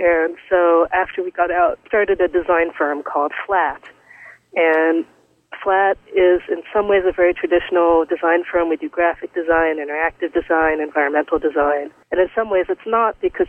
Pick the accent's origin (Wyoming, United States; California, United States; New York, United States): New York, United States; New York City; I grew up in New York City